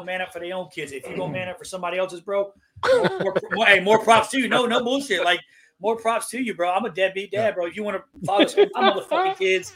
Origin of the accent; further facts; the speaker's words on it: Georgia, United States; I'm from Georgia